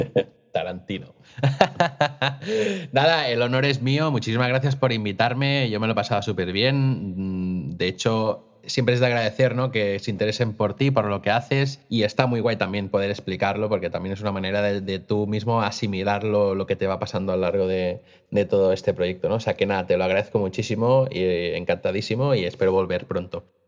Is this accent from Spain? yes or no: yes; Costa Brava, Catalonia, Spain; moved away as an adult; now in Vic, Spain; yo no soy de Vic, yo soy de la Costa Brava y me vine a Vic a probar suerte con mi vida